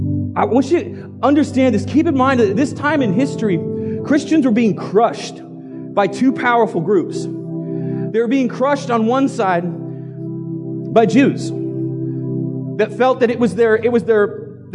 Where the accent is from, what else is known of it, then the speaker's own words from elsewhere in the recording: United States; we're American